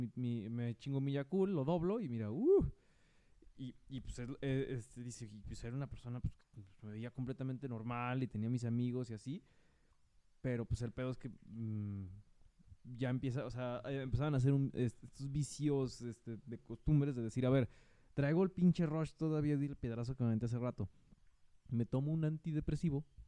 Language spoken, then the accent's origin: Spanish; Mexico